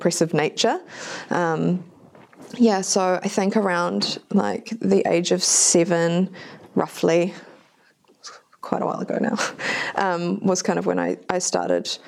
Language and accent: English; New Zealand; also born or lived in Japan; I was born in Japan, but we moved here when I was about four. And my dad wasn't really around, so it was just my fobby-ass mum raising me and my brother in New Zealand